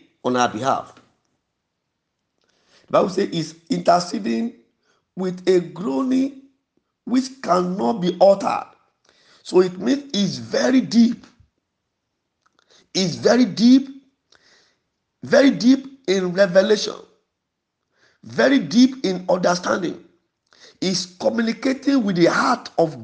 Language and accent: English; Yorubaland, Nigeria; first language Yoruba; English is a second language; We are from the same place.